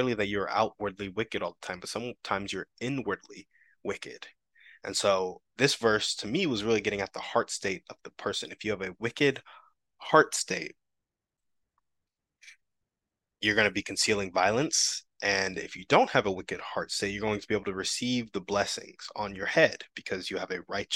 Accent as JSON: {"language": "English", "country": "United States", "tie": "born or raised there", "said": "I grew up Black in America"}